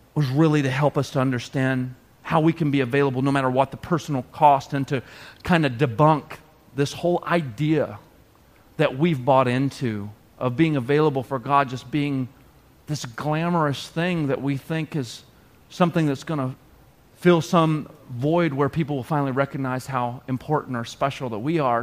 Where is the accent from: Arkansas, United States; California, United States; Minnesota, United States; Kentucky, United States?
Arkansas, United States; the South; moved away as an adult; I grew up in the South. I'd never seen this much snow at all. When it would snow like two inches in Arkansas